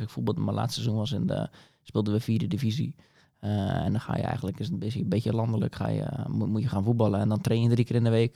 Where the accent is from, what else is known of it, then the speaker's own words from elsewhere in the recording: Dordrecht, South Holland, Netherlands; now in Papendrecht, Netherlands; ben in Dordrecht geboren en getogen